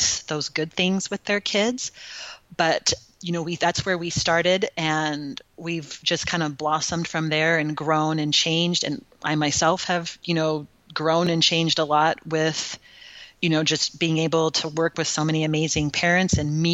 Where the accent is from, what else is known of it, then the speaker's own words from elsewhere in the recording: California, United States; moved away as an adult; also born or lived in Utah; now in Texas, United States; I grew up in California